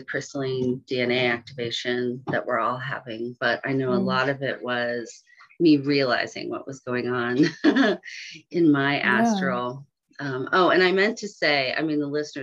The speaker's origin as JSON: {"language": "English", "area": "San Francisco Bay Area", "region": "California", "country": "United States", "tie": "born or raised there", "said": "I grew up in the San Francisco Bay Area."}